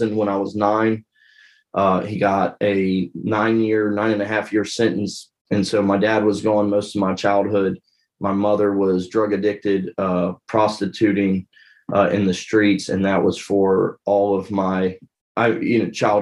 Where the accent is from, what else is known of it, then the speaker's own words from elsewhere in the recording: Hamilton, Ohio, United States; moved away as an adult; I'm from Hamilton, Ohio. It's about 40 minutes north of Cincinnati.